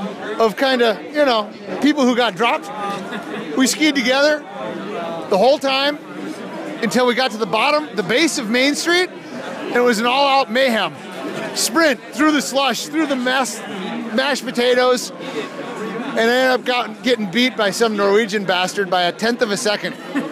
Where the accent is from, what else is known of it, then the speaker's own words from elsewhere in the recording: Duluth, Minnesota, United States; I'm from Duluth, Minnesota.